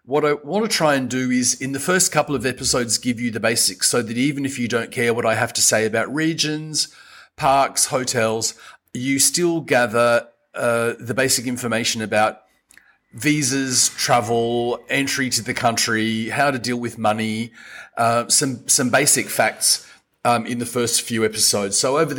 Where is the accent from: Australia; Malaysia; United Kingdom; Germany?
Australia; now in Madagascar; I am Australian and I've been in Madagascar for 25 years.